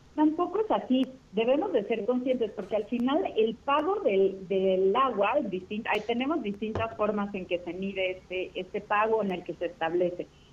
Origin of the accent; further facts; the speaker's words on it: Mexico; como ciudadanos, como mexicanos